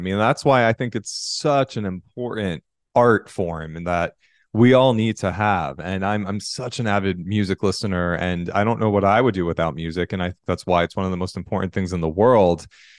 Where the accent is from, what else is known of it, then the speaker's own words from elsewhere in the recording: New York City, New York, United States; I'm a New York City boy. I'm in New York right now. I'm from the East Coast.